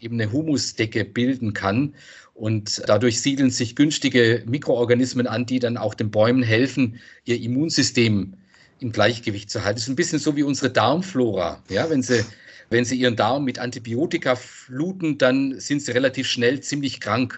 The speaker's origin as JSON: {"language": "German", "town": "Freiburg", "region": "Baden-Württemberg", "country": "Germany", "said": "ich komme aus Freiburg, da gibt es diese Bächle"}